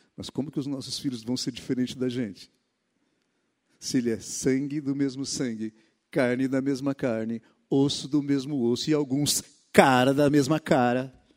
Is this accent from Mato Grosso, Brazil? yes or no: yes; Mato Grosso, Brazil; moved away; A minha infância foi no Mato Grosso